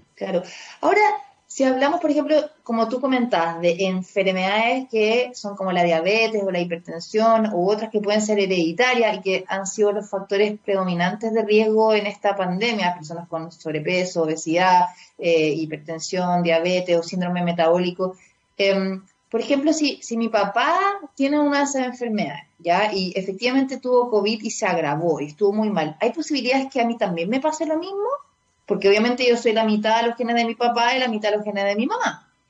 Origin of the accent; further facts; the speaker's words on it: Chile; ya soy chilena, ya han pasado ya tres generaciones